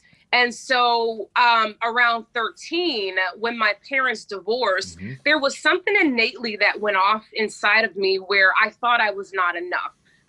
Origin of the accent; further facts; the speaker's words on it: Pensacola, Florida, United States; Pensacola, Florida. I'm a beach girl.